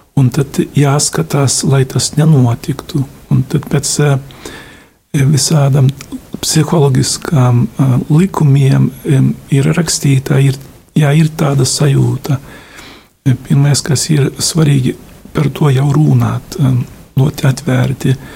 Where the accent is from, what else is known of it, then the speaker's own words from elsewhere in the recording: Lithuania; esmu no Lietuvas